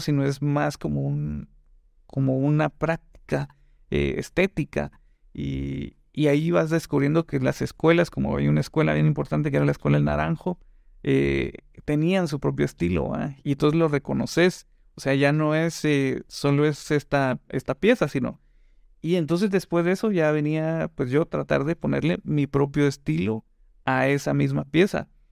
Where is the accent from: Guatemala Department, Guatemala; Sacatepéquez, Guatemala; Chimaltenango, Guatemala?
Guatemala Department, Guatemala; Guatemala City; also born or lived in Quetzaltenango (Xela); allá nací, pero crecí en, en el centro, aquí en la zona 1. La verdad es que me vine bien chavito